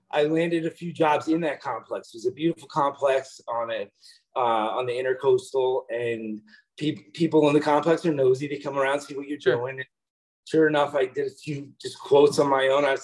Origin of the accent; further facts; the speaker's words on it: near Camden County, New Jersey, United States; I moved to Florida recently, um, wasn't happy with what I was doing. I'm from New Jersey.